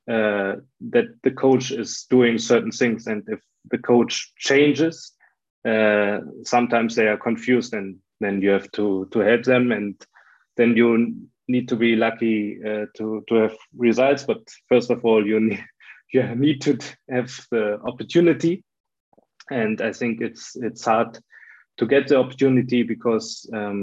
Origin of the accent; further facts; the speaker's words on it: Germany; I'm from Germany